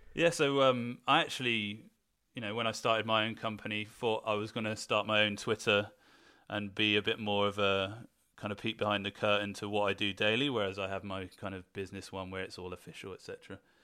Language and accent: English; Weymouth, South West England, United Kingdom; I'm actually originally from Weymouth